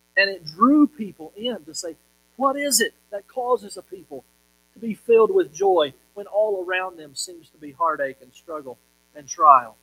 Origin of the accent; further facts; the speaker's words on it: Monticello, Kentucky, United States; the little town that I grew up in in Monticello, Kentucky